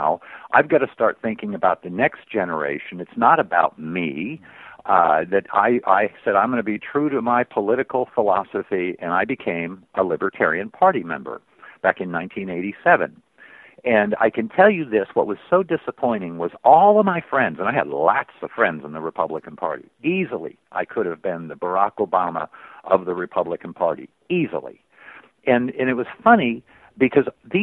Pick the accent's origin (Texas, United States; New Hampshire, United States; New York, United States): New Hampshire, United States; I grew up in New Hampshire